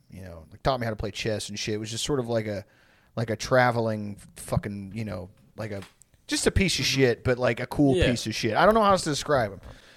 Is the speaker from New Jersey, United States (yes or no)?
yes; New Jersey, United States; I don't know why we're both from Jersey when we're old.